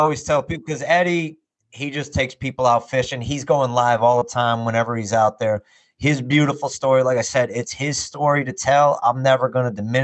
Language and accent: English; south of Chicago, Illinois, United States; here in my hometown that I'm living in now, right south of Chicago in Illinois